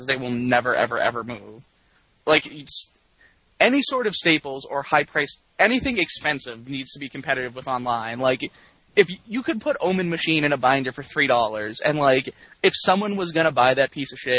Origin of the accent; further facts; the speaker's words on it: Boston, Massachusetts, United States; I'm from Boston